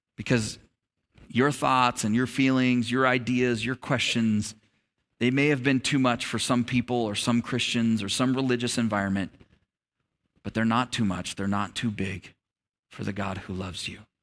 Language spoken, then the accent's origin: English; United States; I'm an American